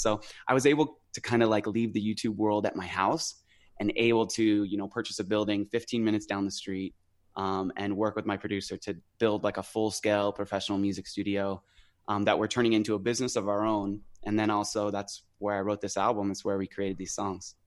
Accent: Idaho, United States; also born or lived in San Diego, California; now in near San Diego, United States; I was born in San Diego, um, and I lived in the city until I was about five or six. Um, and my grandma, who at the time lived in Idaho, uh, drove down to California, picked us up, and hauled us over to her place in Idaho.

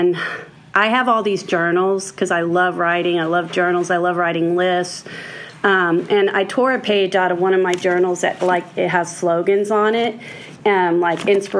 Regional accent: Houston, Texas, United States; I was born in Houston, Texas.

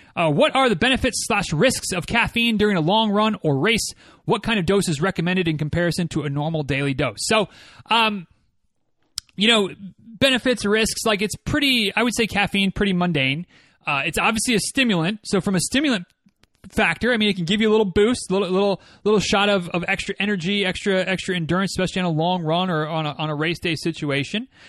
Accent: Michigan, United States; moved away; the, uh, West Michigan Ragnar runs through my hometown

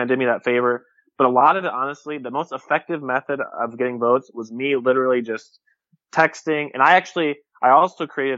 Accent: Fort Wayne, Indiana, United States; I'm from Fort Wayne.

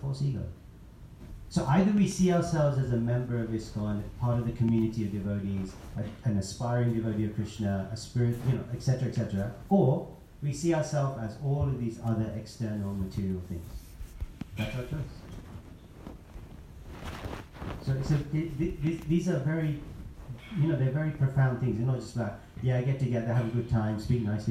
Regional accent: London, United Kingdom; I'm a guy from London, from Indian background

